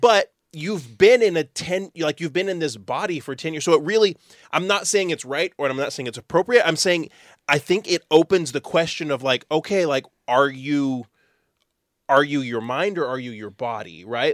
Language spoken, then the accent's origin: English; Texas, United States; we're from Texas.